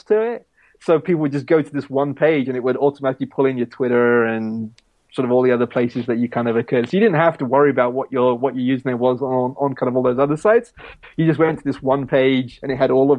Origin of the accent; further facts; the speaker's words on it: Pakistan; moved away; my home country of Pakistan